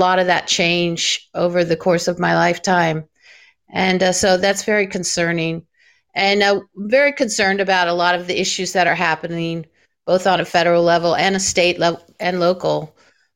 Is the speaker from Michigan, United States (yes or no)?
no; Florida, United States; I grew up here in Florida